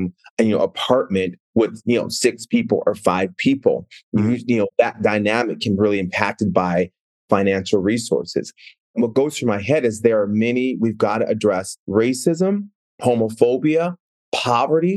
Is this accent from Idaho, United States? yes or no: no; Seattle, Washington, United States; also born or lived in Minneapolis, Minnesota; I moved from Minneapolis to Seattle, which was just like moving to Mars